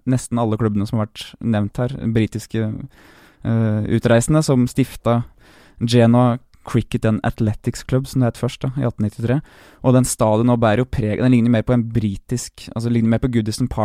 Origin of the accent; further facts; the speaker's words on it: Bråstad, Norway; jeg kommer fra Bråstad gård.